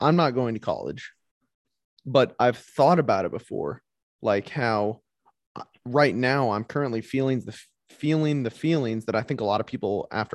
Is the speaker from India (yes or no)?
no; Kansas City, Missouri, United States; Kansas City, Missouri